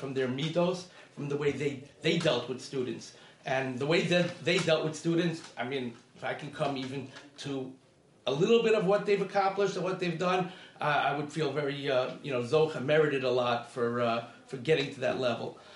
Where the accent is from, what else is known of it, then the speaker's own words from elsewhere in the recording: New York City, New York, United States; I grew up in Kew Gardens, Kew Garden Hills